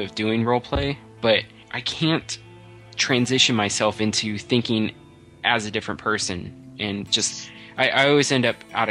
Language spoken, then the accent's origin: English; California, United States; also born or lived in Indiana / Sacramento, California; I grew up in California, essentially. I was born in Indiana, but I moved to, well, my parents moved to California when I was four, when I was a wee little lad. And I'm a Californian for sure.